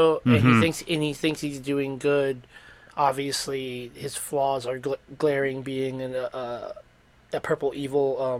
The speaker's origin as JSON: {"language": "English", "region": "New York", "country": "United States", "tie": "born or raised there", "said": "our growing up in New York"}